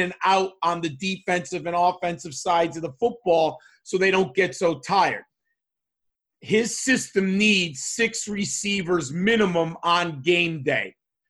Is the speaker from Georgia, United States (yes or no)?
no; Connecticut, United States; from my home state of Connecticut.